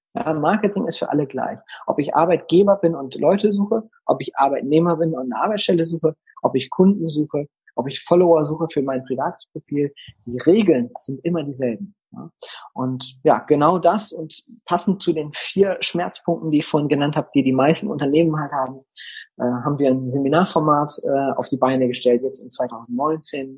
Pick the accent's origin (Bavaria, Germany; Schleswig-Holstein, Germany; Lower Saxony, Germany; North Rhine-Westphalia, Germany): Lower Saxony, Germany; Delmhorst; ich komme ja aus Delmhorst, einer niedersächsischen mittelgroßen Stadt. Wir haben 80.000 Einwohner